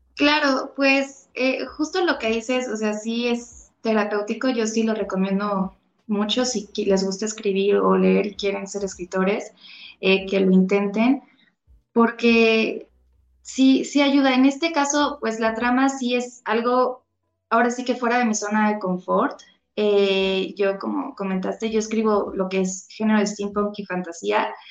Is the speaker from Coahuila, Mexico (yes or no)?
no; Xalapa, Veracruz, Mexico; moved away as an adult; also born or lived in Mexico City; yo soy de Jalapa, Veracruz. Eh, nací en Ciudad de México, toda mi familia es de Ciudad de México, pero yo crecí en Jalapa, Veracruz